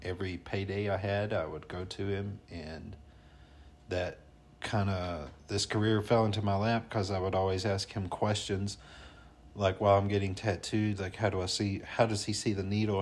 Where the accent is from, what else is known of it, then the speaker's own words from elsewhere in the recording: North Alabama, United States; accent: twang; moved away as an adult; now in Colorado, United States; I'm from North Alabama